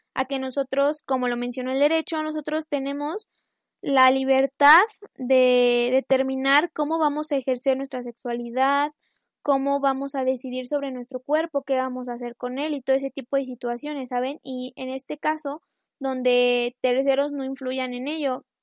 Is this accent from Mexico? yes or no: yes; Mexico; yo soy de México